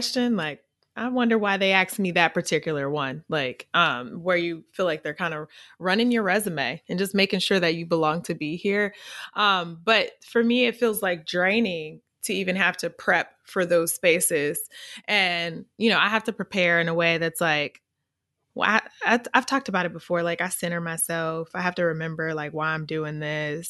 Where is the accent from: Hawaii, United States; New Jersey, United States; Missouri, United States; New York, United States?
Missouri, United States; accent: AAVE; I'm from Missouri. We have a certain dialect that we speak in.